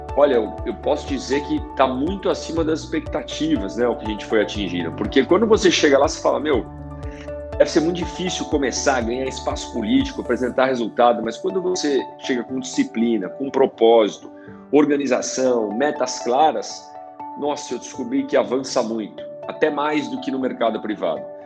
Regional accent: São Bernardo do Campo, São Paulo, Brazil; also born or lived in Rinópolis; eu nasci em São Bernardo e ia passar as férias lá em Rinópolis

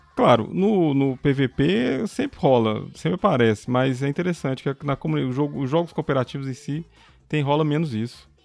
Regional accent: Belo Horizonte, Minas Gerais, Brazil; sou de Belo Horizonte

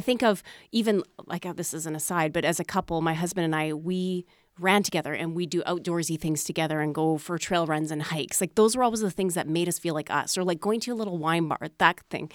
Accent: Manitoba, Canada; I grew up in Manitoba

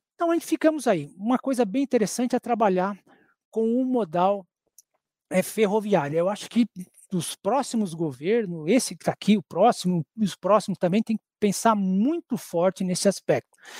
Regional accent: Brazil; nós, como brasileiros

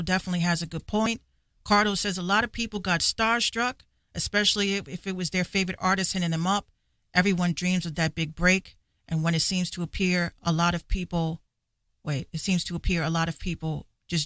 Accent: Yonkers, New York, United States; I grew up in Yonkers

